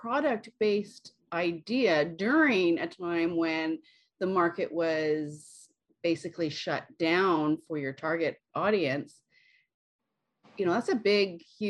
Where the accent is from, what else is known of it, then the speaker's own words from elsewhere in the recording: West Coast of Canada, Canada; I'm from Canada and you guys are from the States. And not only that, I'm from the West Coast